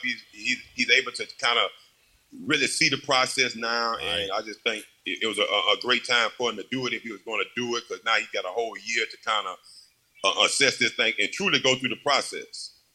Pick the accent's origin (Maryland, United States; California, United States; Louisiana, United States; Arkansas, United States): Louisiana, United States; Baton Rouge; moved away as an adult; also born or lived in Green Bay; I wanted to always come back to Baton Rouge where I grew up